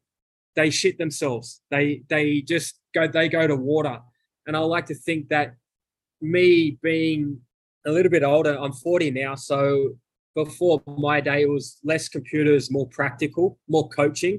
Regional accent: Australia; moved away as an adult; also born or lived in United States; And in America, my accent is different to the average American. So, and they're always giving me the Australian jokes of, you know, kangaroo

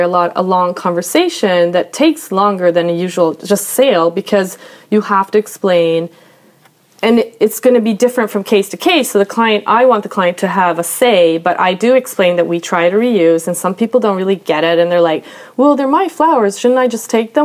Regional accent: Sweden; also born or lived in Brooklyn, New York; now in New York, United States; grew up in Sweden, or I lived here a large portion of my life

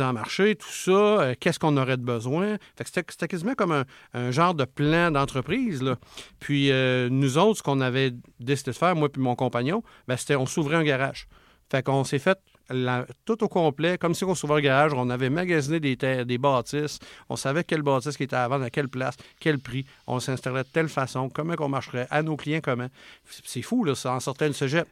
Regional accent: Charlevoix, Quebec, Canada; je viens de Charlevoix, où ce que c'est un coin que souvent, c'est ces mentalités-là un petit peu. Puis euh, maman à maison, puis quand c'est le temps, elle retourne travailler, puis etc. Puis moi, ben, quand j'ai grandi là-dedans

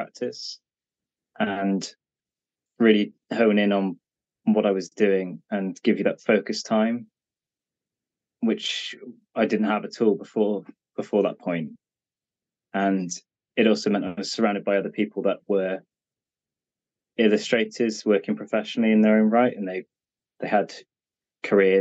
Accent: Cheltenham, South West England, United Kingdom; my hometown in Cheltenham

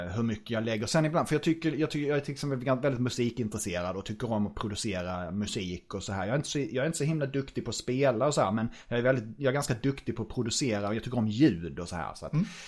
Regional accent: Norrköping, Östergötland, Sweden; jag är tvåbarnsfar från Norrköping

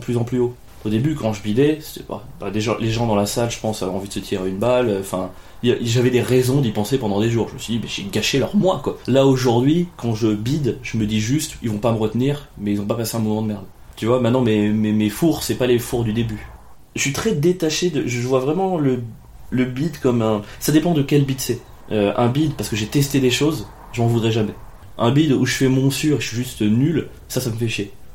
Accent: Ardèche, Auvergne-Rhône-Alpes, France; moved away as an adult; also born or lived in Cagnes-sur-Mer; j'étais d'Ardèche

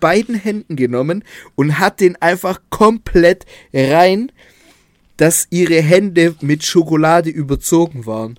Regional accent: Southern Germany, Germany; Bei uns in Süddeutschland

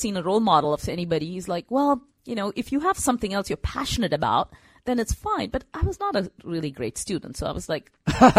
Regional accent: Bangalore, Karnataka, India; So growing up in Bangalore, I mean, good thing about Bangalore is, you know, you learn the language, right? English.

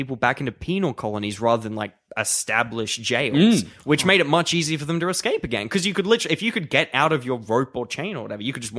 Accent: Brisbane, Queensland, Australia; we're from Brisbane

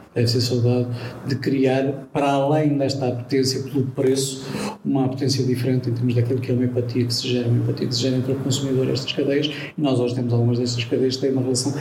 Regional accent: Portugal; como português

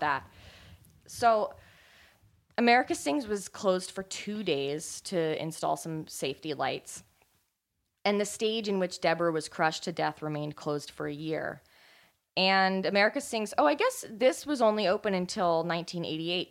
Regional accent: California, United States; I grew up in California

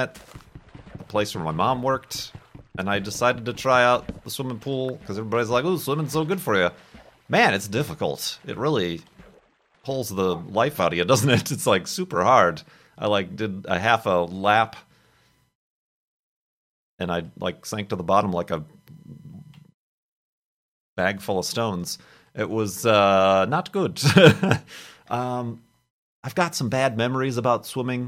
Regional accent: Chicago, Illinois, United States; moved away; also born or lived in Arizona; I grew up in the Chicago area

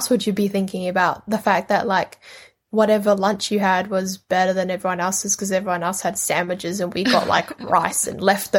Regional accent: New Zealand; also born or lived in Indonesia; Saying that I am an Indonesian-born Kiwi means that I am accepting, and I love the fact that I am Indonesian and that I got to live in New Zealand for a majority of my life.

